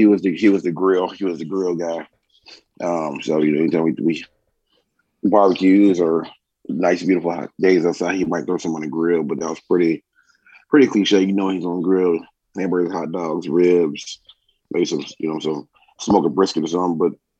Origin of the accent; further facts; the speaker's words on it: Dallas, Texas, United States; born there; also born or lived in Columbus, Ohio; now in Atlanta, United States; Born in Dallas, Texas. Born in Dallas, lived in Columbus, Ohio. And I've lived here in Atlanta since 2000.